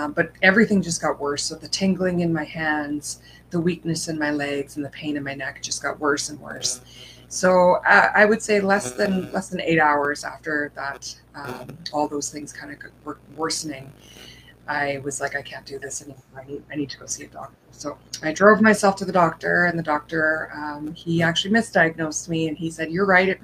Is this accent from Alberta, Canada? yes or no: yes; Edmonton, Alberta, Canada; I am from Edmonton, Canada